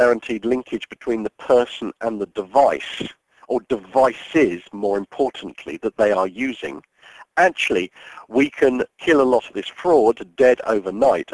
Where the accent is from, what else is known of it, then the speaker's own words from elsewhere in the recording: United Kingdom; I'm a British citizen.